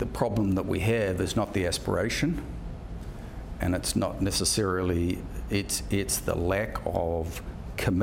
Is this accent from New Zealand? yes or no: yes; New Zealand; I'm a New Zealander